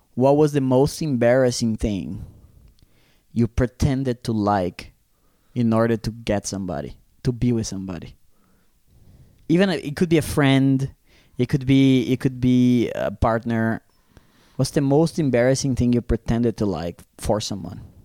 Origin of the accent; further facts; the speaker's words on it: Brazil; now in Zurich, Switzerland; the ones that I grew up in Brazil